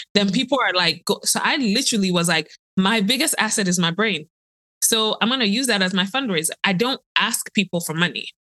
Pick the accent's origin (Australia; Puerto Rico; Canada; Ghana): Ghana; I'm a girl from Ghana